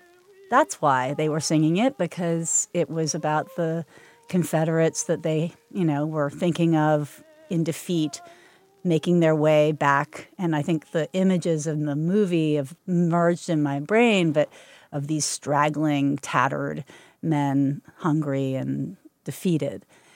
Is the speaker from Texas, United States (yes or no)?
no; Kentucky, United States; I was a horse-crazy girl, and so Derby Day was always a really happy and exciting moment for me.